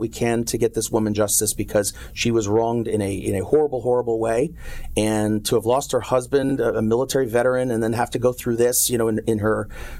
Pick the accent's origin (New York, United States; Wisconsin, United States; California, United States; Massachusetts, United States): New York, United States; New York City; moved away as an adult; now in Costa Mesa, United States; I am a New York City boy. I grew up in Manhattan. My parents, my grandparents, my great-grandparents are all from New York City.